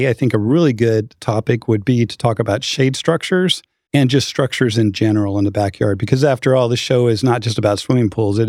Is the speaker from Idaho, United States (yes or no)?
yes; Idaho, United States; now in North Texas, United States; I'm from Idaho.